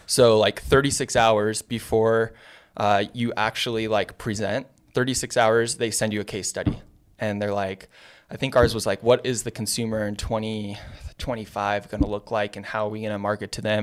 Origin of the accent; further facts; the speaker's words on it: San Diego, California, United States; also born or lived in Santa Monica; I'm originally from San Diego.